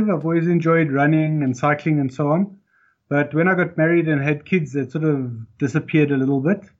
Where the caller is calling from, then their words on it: South Africa; i'm in south africa